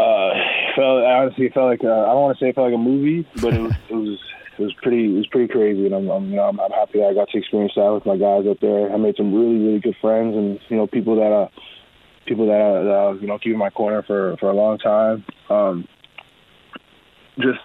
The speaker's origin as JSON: {"language": "English", "town": "Edmonton", "region": "Alberta", "country": "Canada", "tie": "born or raised there", "said": "I was born in Canada"}